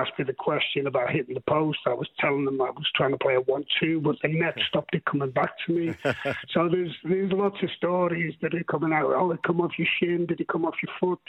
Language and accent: English; Liverpool, North West England, United Kingdom; moved away as an adult; also born or lived in Midlands; I was born in Liverpool, and I was an Everton supporter as a youngster